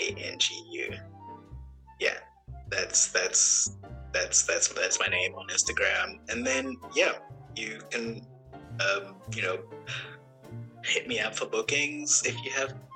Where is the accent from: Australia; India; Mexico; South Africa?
South Africa; I studied at Humboldt University, which is a very prestigious university in Europe, as a South African citizen for free.